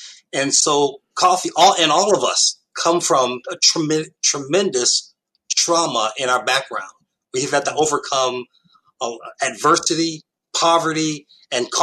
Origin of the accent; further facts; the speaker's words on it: New York City, New York, United States; moved away; I came from Harlem, New York in the late 1960s